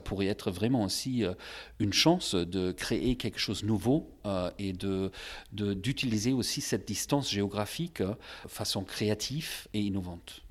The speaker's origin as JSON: {"language": "French", "town": "Magdeburg", "region": "Saxony-Anhalt", "country": "Germany", "tie": "born or raised there", "said": "dans ma ville natale à Magdebourg"}